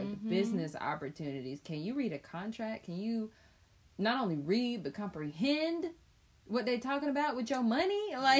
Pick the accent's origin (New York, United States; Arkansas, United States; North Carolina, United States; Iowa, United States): North Carolina, United States; Chapel Hill; I grew up in Chapel Hill